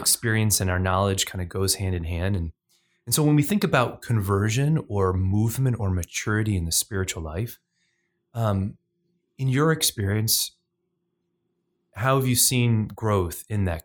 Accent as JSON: {"language": "English", "town": "New Orleans", "region": "Louisiana", "country": "United States", "said": "I'm from New Orleans"}